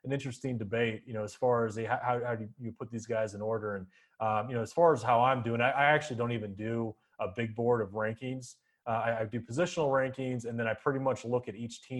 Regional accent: Arizona, United States; I grew up in Arizona

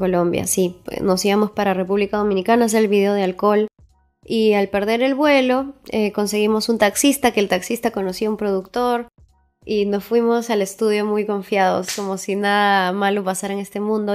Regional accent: Huaraz, Ancash, Peru; now in Lima, Peru; yo soy de Huaraz

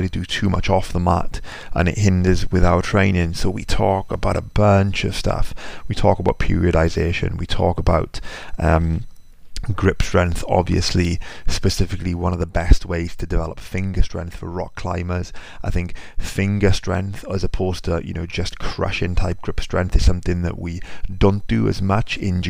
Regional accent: United Kingdom; even though I'm British

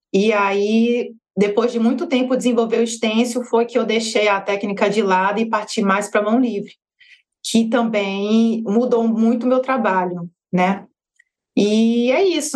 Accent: Petrolina, Pernambuco, Brazil; moved away as an adult; also born or lived in Juazeiro, Bahia / Salvador, Bahia / Rio de Janeiro; eu sou baiana, nascida em Juazeiro da Bahia e vivi minha vida toda em Petrolina, Pernambuco

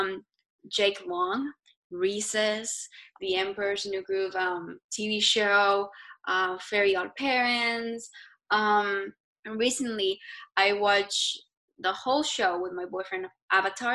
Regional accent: Argentina; now in United States; If you can tell by this accent, I'm Hispanic, I'm from Argentina, but now I've been living in the US for 5 years

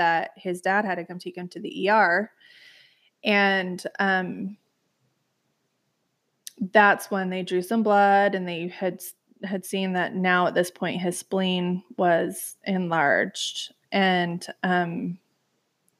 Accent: Murray, Utah, United States; I grew up in Murray as well, but I just didn't go to Murray High. I ended up going to Jordan

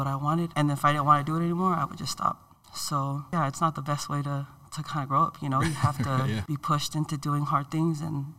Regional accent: Daly City, California, United States; also born or lived in San Francisco; I was born in San Francisco, raised in Daly City by my grandparents, my mom's parents. They're from Hawaii, and my dad's parents were also involved in my life too, and they're from Samoa.

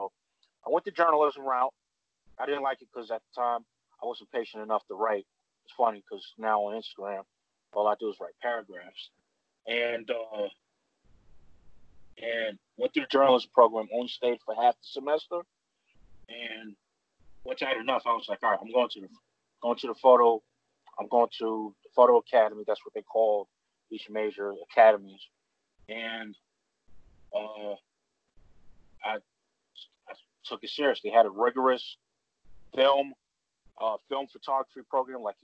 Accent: New York City, New York, United States; growing up in Bed-Stuy, you know, it's predominantly black neighborhood.

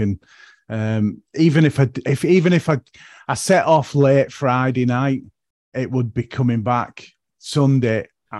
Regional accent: St Helens, North West England, United Kingdom; accent: yicker; also born or lived in Haydock; he's on my stomping ground. I'm from St. Helens.

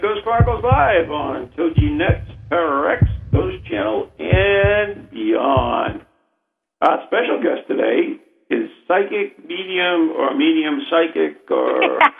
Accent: New England, United States; accent: Yankee; It's my Yankee accent.

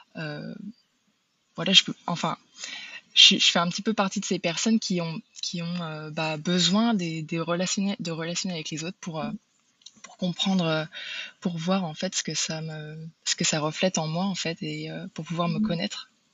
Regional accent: Brittany, France; now in United States; je suis, d'origine bretonne mais j'habite aux États-Unis

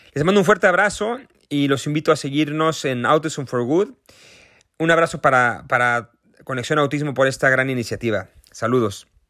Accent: Mexico; accent: Mexican; yo soy mexicano, como se podrán dar cuenta por mi acento

